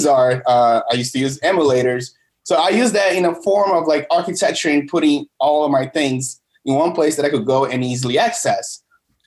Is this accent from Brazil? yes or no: yes; Brazil; now in United States; I'm from originally from Brazil